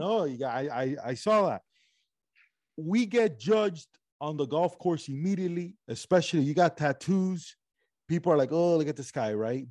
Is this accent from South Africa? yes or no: no; Cuba; moved away; also born or lived in Spain / Miami; I'm from Cuba. I went from Cuba to Spain for a little bit, Miami.